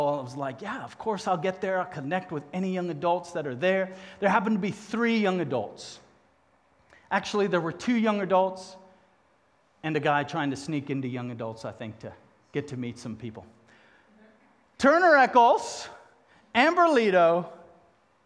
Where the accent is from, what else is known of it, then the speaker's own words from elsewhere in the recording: Cape Town, Western Cape, South Africa; accent: southern; moved away; I happened to be born 2,000 miles south in Cape Town, South Africa.